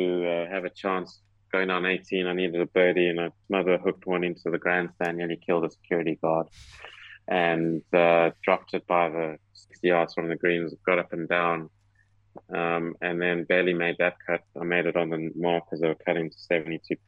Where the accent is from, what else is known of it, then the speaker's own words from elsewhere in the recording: South Africa; moved away as an adult; also born or lived in United States; now in United Kingdom; down in my home country